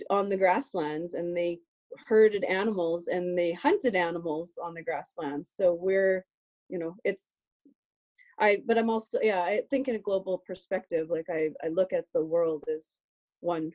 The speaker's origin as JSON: {"language": "English", "region": "Alberta", "country": "Canada", "tie": "born or raised there", "said": "I'm from Alberta, Canada. And I think the another description that would work is I'm a person of the prairies. So I grew up in the prairie environment"}